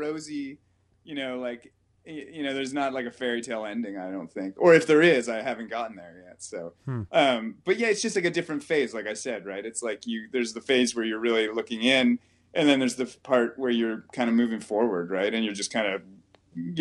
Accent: Ontario, Canada; now in Vancouver, Canada; we're moving back to Ontario probably at the end of the summer

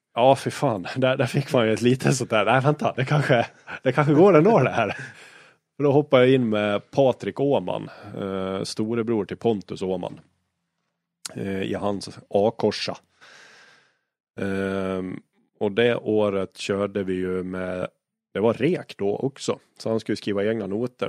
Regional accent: Dalarna County, Sweden; Jag är- jag är från Dalarna

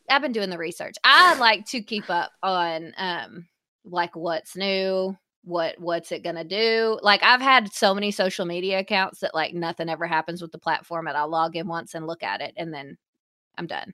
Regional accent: the South, United States; we are from the South, so especially in our region

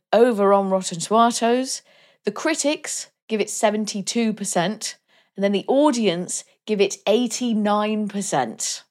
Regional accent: Wales, United Kingdom; my home country

